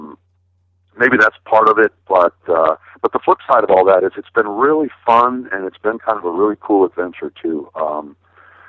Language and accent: English; Milwaukee, Wisconsin, United States; I'm from Milwaukee